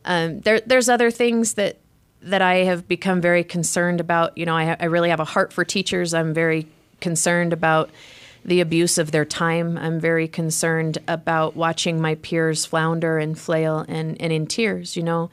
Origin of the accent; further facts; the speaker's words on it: Wyoming, United States; now in Utah, United States; I came from Wyoming.